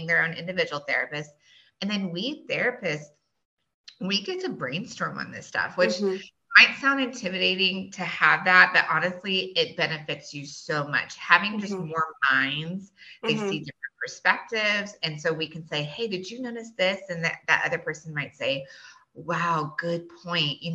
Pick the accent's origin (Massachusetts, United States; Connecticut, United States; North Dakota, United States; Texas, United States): Texas, United States; Boerne; I grew up here. I grew up in Bernie. I was here back in the day when Bernie High, you know, there was only one high school